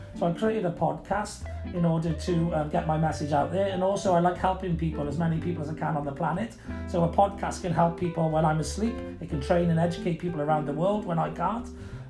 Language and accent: English; United Kingdom; I'm a Brit myself, you know, but I am a Brit. I'm not a Welshman or an Englishman or Irishman